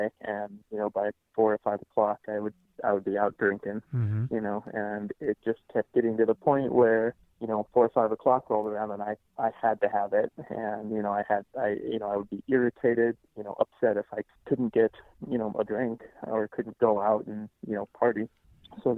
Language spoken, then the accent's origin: English; Nebraska, United States; moved away as an adult; now in Fort Collins, United States; I'm originally from Nebraska, but I live in Fort Collins, Colorado